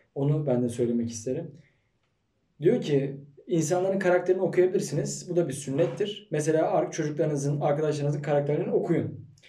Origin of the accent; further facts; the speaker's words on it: Malatya, Turkey; 91 Malatya doğumluyum